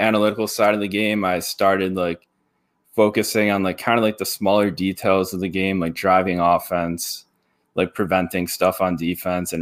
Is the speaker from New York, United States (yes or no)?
yes; East Aurora, New York, United States; I grew up in East Aurora